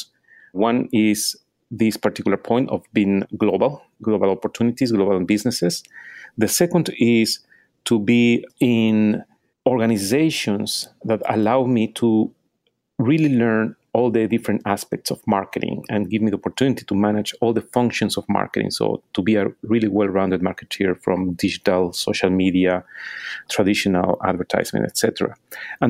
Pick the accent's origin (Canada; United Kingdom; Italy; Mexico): Mexico; Mexico City; moved away as an adult; also born or lived in Austin, Texas, United States / Venezuela; now in New York City, United States; I'm from Mexico City